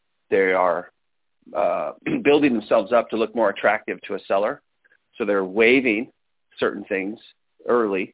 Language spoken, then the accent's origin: English; Las Vegas, Nevada, United States; we grew up here in Las Vegas, Nevada